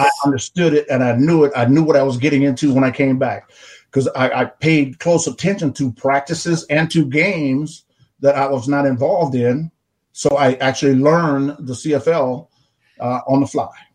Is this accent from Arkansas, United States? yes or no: yes; Arkansas, United States; the plantation where I grew up on in Arkansas